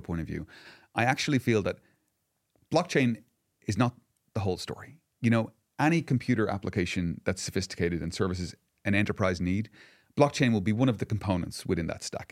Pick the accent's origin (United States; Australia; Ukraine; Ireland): Ireland; I'm Irish